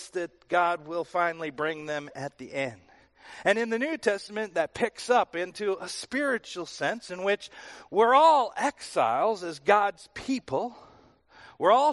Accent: Wisconsin, United States; moved away as an adult; also born or lived in Texas; I moved from Wisconsin to Texas

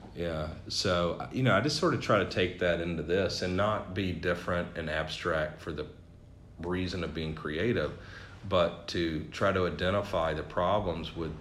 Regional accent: the South, United States; now in New Hampshire, United States; growing up in the South

